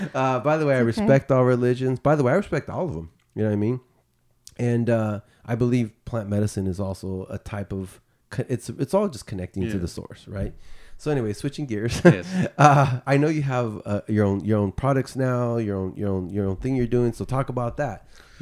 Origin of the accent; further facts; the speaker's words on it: United States; you know, I'm Mexican American, right? My father is from Mexico. Our ancestors are Native American, right?